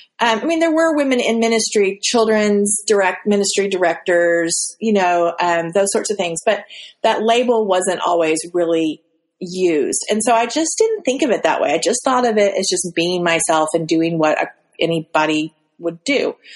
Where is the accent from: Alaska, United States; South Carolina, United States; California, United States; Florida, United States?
Alaska, United States; So the church I grew up in Alaska, it was kind of a melting pot